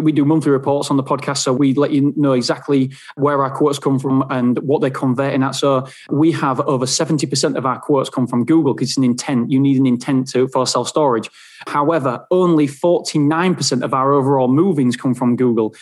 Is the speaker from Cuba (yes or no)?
no; England, United Kingdom; I'm from England